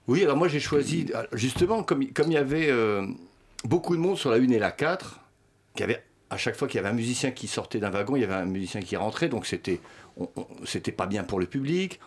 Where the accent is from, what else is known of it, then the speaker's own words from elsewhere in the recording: France; first language Swedish; French is a second language; also born or lived in Sweden / Berlin; le suédois est ma langue maternelle. Mais j'ai quand même, je suis né en Suède et euh, d'une mère suédoise. Euh, mais j'ai quand même fait toute ma scolarité en France